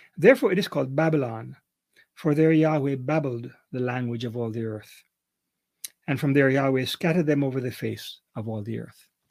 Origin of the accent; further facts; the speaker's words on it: Kingston, Jamaica; moved away as an adult; also born or lived in Canada; I'm a Jamaican, grew up in Kingston, Jamaica